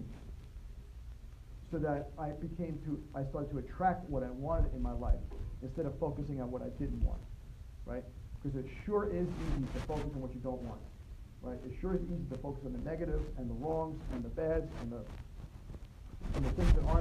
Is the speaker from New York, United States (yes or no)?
yes; New York, United States; accent: New York; My New York accent